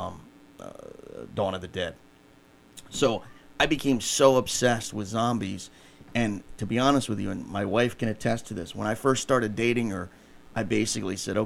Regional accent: Rockville, Maryland, United States; also born or lived in Silver Spring, Maryland; growing up in Rockville, Maryland, Silver Spring, Maryland

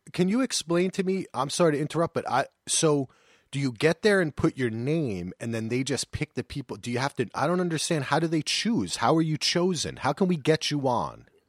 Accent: New Jersey, United States; moved away; also born or lived in North Carolina; I'm a Jersey boy

